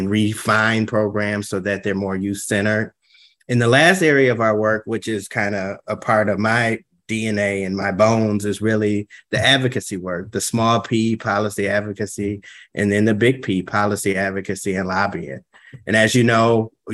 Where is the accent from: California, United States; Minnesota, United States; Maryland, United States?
Minnesota, United States; St. Paul; I grew up in St. Paul. I grew up in the Frogtown neighborhood